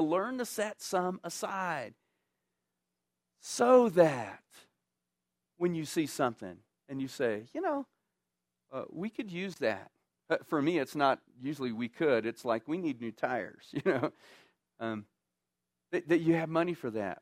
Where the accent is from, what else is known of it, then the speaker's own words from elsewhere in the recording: Texas, United States; moved away; I grew up in Texas